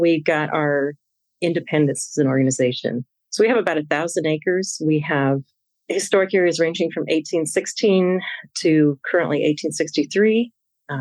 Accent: Indiana, United States; I was born and raised in Indiana

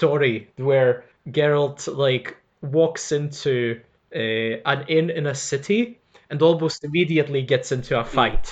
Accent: Lithuania; now in Glasgow, United Kingdom; I'm Lithuanian, I'm currently living in Glasgow

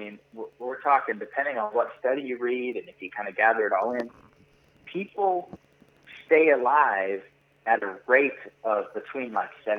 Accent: Montana, United States; moved away as an adult; also born or lived in upstate New York; I'm originally from Montana

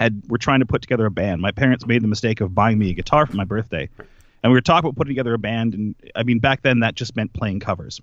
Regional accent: Nova Scotia, Canada; I grew up in Nova Scotia, a very small town

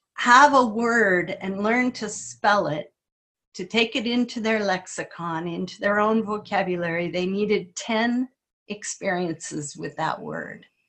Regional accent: Kenai, Alaska, United States; growing up in Kenai on this this woodsy land

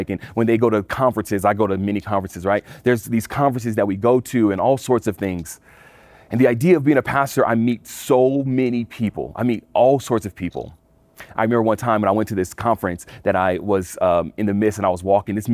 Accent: California, United States; now in Colorado, United States; I come from California, I moved to Colorado.

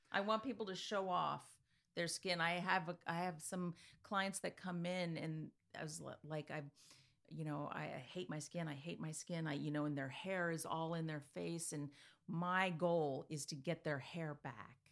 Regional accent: Easton, Pennsylvania, United States; also born or lived in California; I was born in California and, you know, blah-de-blah. We ended up in Easton

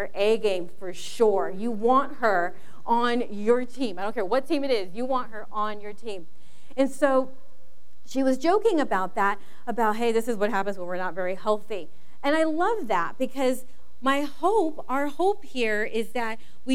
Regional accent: Los Angeles, California, United States; moved away as an adult; now in Inland Empire, United States; we're not actually from the Inland Empire, we're from the San Fernando Valley, and I grew up in the Valley Girl age.

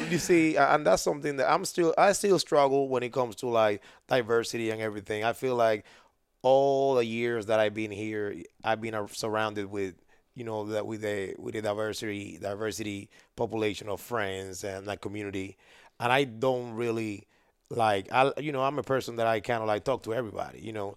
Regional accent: Panama; moved away as an adult; now in United States; I grew up in Panama.

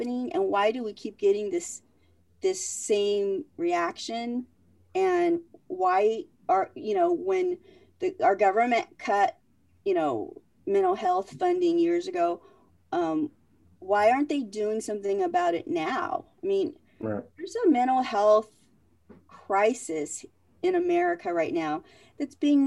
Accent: Vietnam; I was born in Vietnam during the Vietnam War.

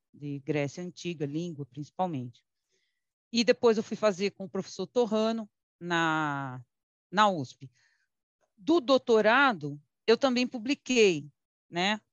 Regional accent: São Paulo, Brazil; also born or lived in Teresina, Piauí; lá no Carrão, onde eu fui criada. Né? Mas eu mesma também nasci em Teresina, é que eu vim muito pequenininha

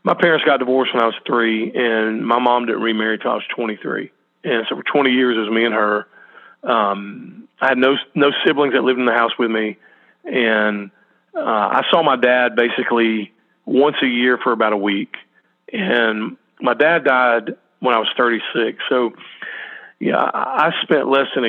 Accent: New Orleans, Louisiana, United States; I was born in New Orleans

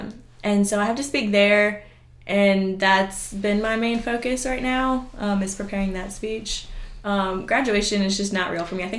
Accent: Atlanta, Georgia, United States; also born or lived in Marietta, Georgia; I am a Georgia Peach, right? Atlanta, my hometown.

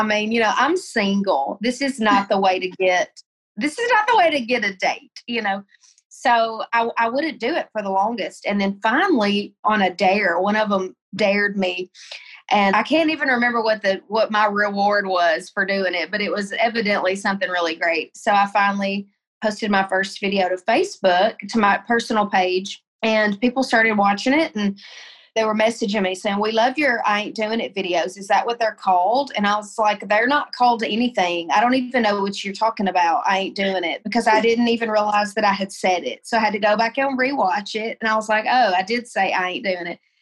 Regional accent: Tennessee, United States; moved away as an adult; also born or lived in Colorado; I moved home from Colorado. I was in Colorado, and I moved home to Tennessee, moved in with my parents

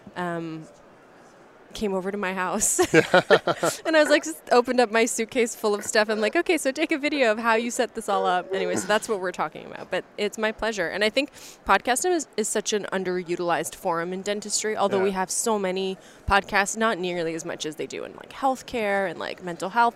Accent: Toronto, Ontario, Canada; You're here in my hometown.

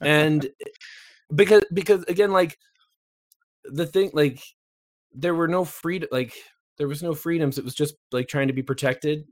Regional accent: Canada; I'm Canadian

